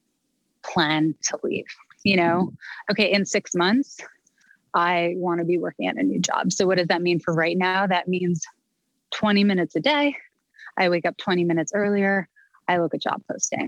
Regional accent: Canada; moved away; I'm a Canadian girl at heart

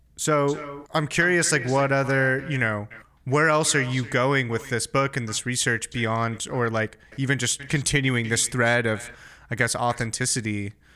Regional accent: United States; as an American

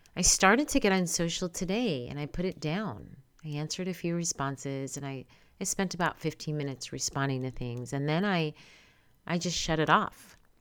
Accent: New York, United States; now in California, United States; Born and raised in New York, I do live and reside in California

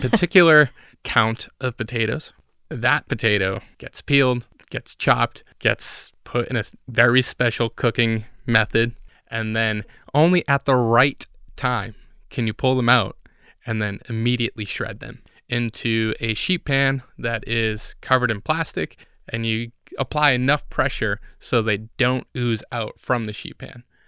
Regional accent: Puerto Rico; moved away; I'm from Puerto Rico

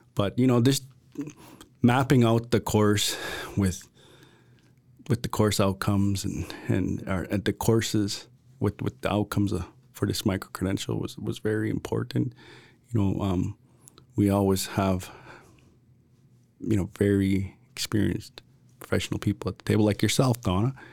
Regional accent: Piikani Nation, Alberta, Canada; I'm from the Piikani Nation

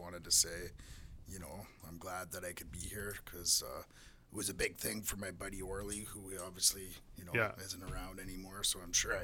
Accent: Vancouver, British Columbia, Canada; also born or lived in Edmonton, Alberta; I was born in Edmonton, so, you know, but then – living out in Vancouver area all my life

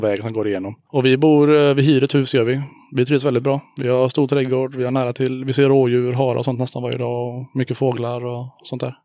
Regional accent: Hyssna, Västra Götaland, Sweden; also born or lived in Björketorp / Kinna; now in Haratången, Sweden; född i Hyssna, ja. ja. Sen bodde jag ett tag i Björketorp, sen Kinna och nu bor jag i Haratången

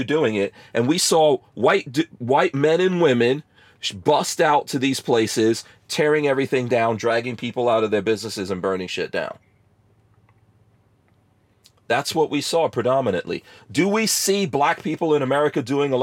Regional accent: New York City, New York, United States; moved away; I grew up in New York City

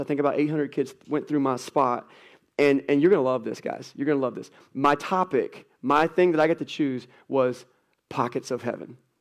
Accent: United States; American Christians

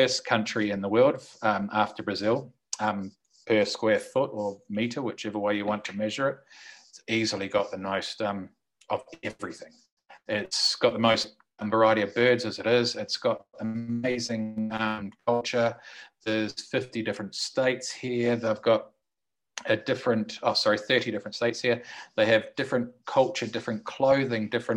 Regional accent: New Zealand; moved away as an adult; also born or lived in Australia; now in Colombia; I'm from New Zealand, lived in Australia for 16, 17 odd years, came to Colombia

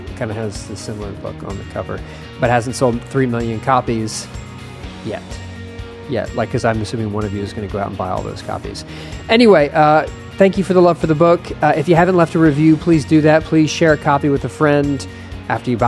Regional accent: Texas, United States; as a Texan

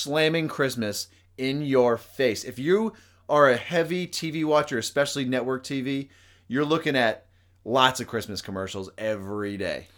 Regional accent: United States; as an American

